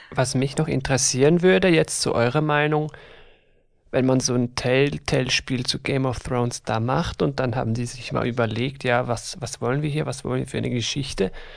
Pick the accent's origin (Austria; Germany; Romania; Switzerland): Switzerland; wir sind aus der Schweiz von nerdybynerds.ch. Ich hoffe, man hört das Ganze nicht allzu stark